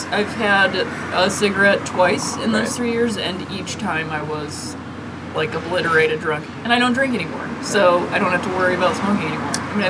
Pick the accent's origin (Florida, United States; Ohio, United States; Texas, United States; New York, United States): Ohio, United States; I'm from Ohio